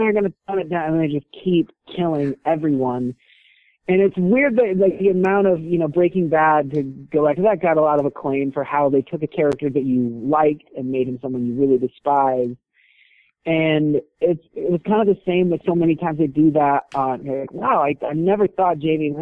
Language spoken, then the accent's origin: English; Reno, Nevada, United States; moved away; also born or lived in San Diego; And I grew up in Reno